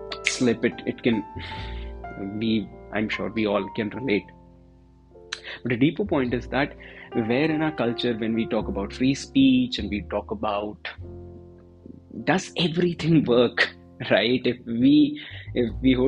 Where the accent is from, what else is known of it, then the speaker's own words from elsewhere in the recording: Delhi, India; I'm from Delhi, and I'm from Delhi.